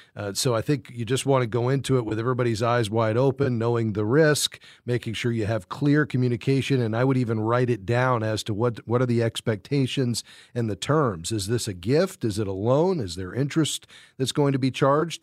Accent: Fort Lauderdale, Florida, United States; my hometown, Fort Lauderdale, Florida.

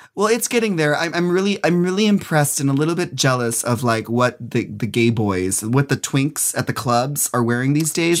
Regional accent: Minnesota, United States; moved away; also born or lived in New York City; I'm from, I'm from Minnesota, so my very first time ever being in drag and performing was in Minneapolis

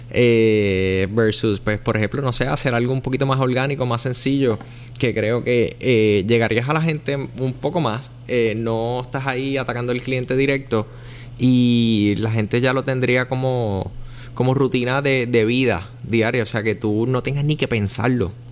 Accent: Puerto Rico; also born or lived in Miami; nosotros como puertorriqueños

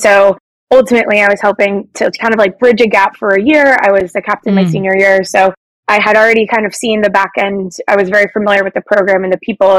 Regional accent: Toledo, Ohio, United States; I'm from Toledo, Ohio

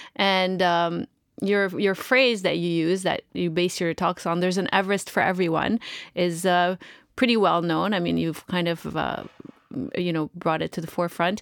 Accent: Canada; I'm from Canada.

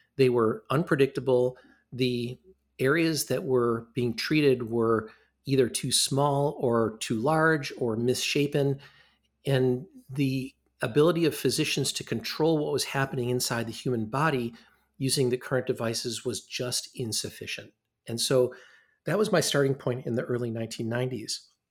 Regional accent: Ann Arbor, Michigan, United States; moved away as an adult; also born or lived in Rochester, New York; now in Madison, United States; I grew up in Ann Arbor, Michigan, which is not that far from here

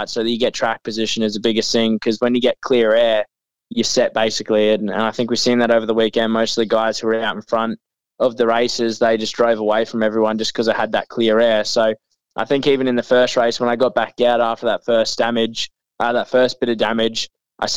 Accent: Mackay, Queensland, Australia; also born or lived in Victoria; I actually moved here when I was 6 years old. So, I've probably spent more time in more time in Queensland than I have in Victoria, so I guess you could say I'm a Queenslander

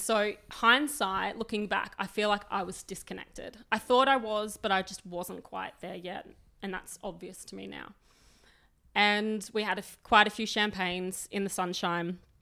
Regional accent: Sydney, New South Wales, Australia; moved away as an adult; now in Melbourne, Australia; I grew up in New South Wales. I grew up in very working class Western suburbs.

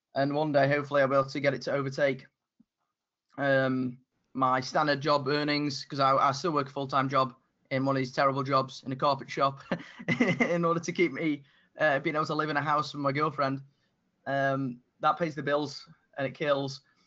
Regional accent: United Kingdom; my accent, the fact I'm from the UK

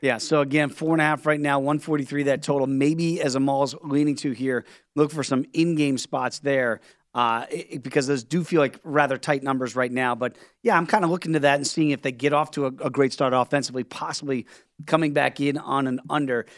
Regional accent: Virginia Beach, Virginia, United States; moved away; on Virginia Beach back in my hometown of the seven five seven

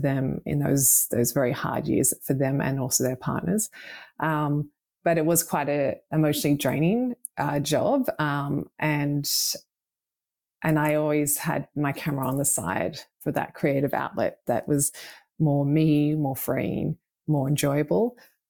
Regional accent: Australia; also born or lived in United Kingdom; Yes. So I grew up both in Australia and the UK. So my father's British.

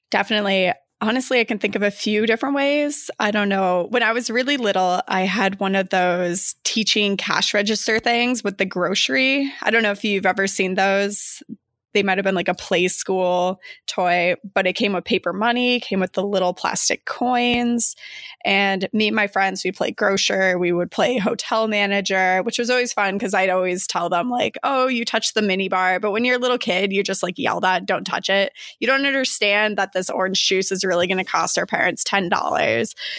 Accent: Flagstaff, Arizona, United States; also born or lived in Chicago suburbs, Illinois; now in Chicago, United States; I'm originally from Flagstaff, Arizona, currently reside in the suburbs of Chicago.

